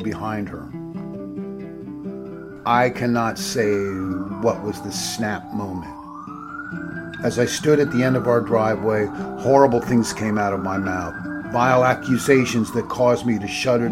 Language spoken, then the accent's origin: English; Pennsylvania, United States; moved away; I grew up in Pennsylvania woods that stretched for miles